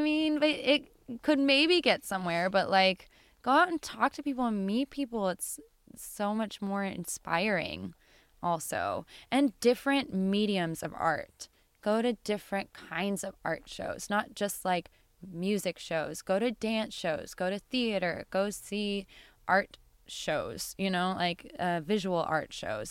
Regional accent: Bend, Oregon, United States; now in Seattle, United States; I grew up in Bend, and eh, which is the desert

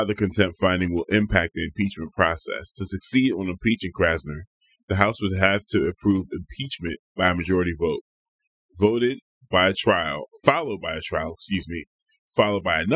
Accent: Chester, Pennsylvania, United States; now in Portland, United States; I'm from Chester, Pennsylvania. This is a suburb of Philadelphia

